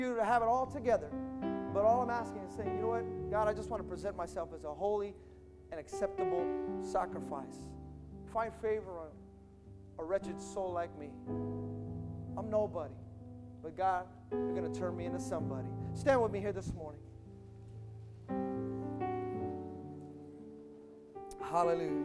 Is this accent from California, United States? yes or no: yes; Hayward, California, United States; I'm from Hayward